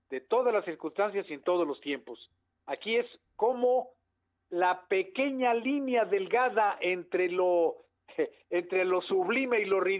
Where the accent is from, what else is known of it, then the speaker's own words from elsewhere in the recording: Puebla, Mexico; para quienes sí nacimos en Puebla, para quienes sí tenemos una cultura, sí, sí venimos de la cultura del esfuerzo